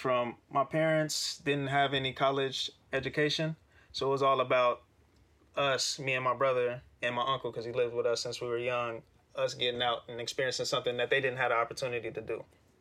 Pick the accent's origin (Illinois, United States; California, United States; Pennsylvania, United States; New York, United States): Illinois, United States; Chicago; growing up in Chicago